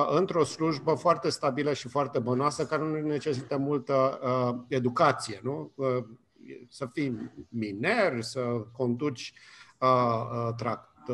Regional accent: Romania; moved away as an adult; now in United States; am plecat din România acum 30 de ani și mă trezesc înapoi în România de acum 30 de ani

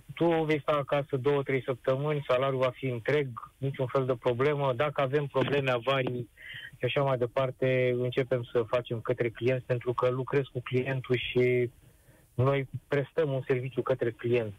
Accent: Romania; noi ca români

